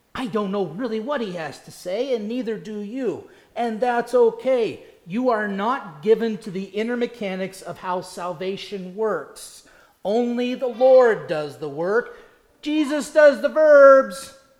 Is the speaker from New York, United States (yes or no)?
no; Indiana, United States; now in South Carolina, United States; Growing up in Indiana